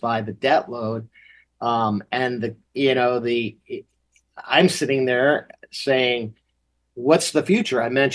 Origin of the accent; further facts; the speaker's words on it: Massachusetts, United States; when I was growing up in Massachusetts